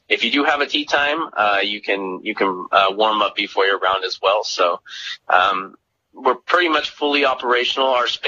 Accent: Lindsay, California, United States; moved away as an adult; now in Monterey County, United States; So I'm from the Central Valley, a little town called Lindsay.

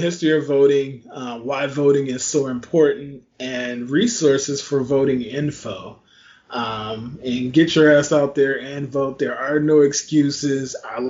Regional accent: Louisiana, United States; my home state, Louisiana

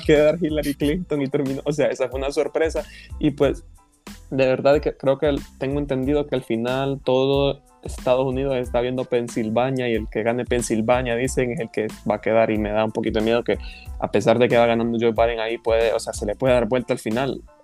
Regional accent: Honduras; somos nosotros los hondureños

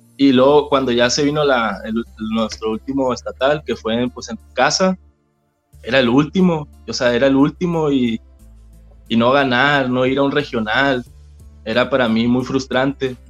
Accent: San José del Cabo, Baja California Sur, Mexico; also born or lived in La Paz; nací en La Paz. Nací en La Paz y a los seis años me vine a vivir a San José.

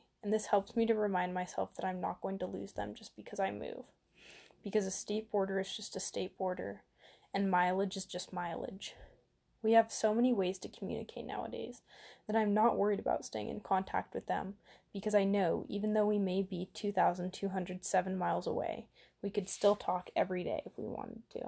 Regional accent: Utah, United States; born or raised there

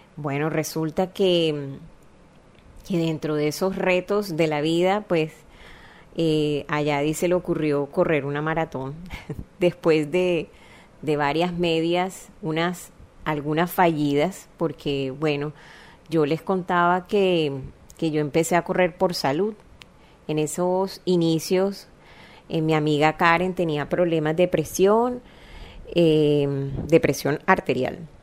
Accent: Barranquilla, Atlántico, Colombia; accent: costeñol; yo nací en Barranquilla, una ciudad

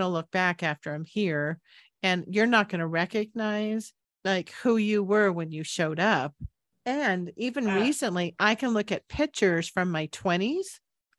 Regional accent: San Jose, California, United States; moved away as an adult; also born or lived in Boulder, Colorado; I moved back from Boulder back to my hometown in San Jose, California

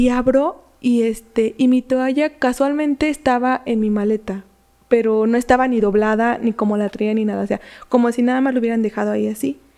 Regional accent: Michoacán, Mexico; Soy de Michoacán, entonces.

